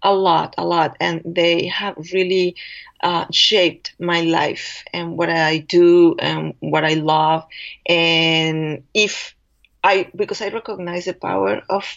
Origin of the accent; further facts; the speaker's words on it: Mexico; English is a second language; moved away; I am an immigrant, and I was born in Mexico.